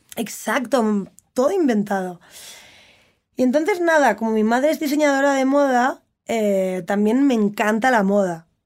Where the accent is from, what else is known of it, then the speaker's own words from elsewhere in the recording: Barcelona, Catalonia, Spain; Yo crecí en Barcelona.